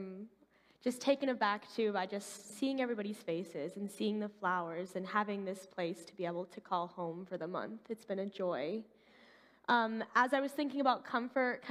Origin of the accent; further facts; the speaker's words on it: Colorado, United States; My parents are Canadian. I grew up in Colorado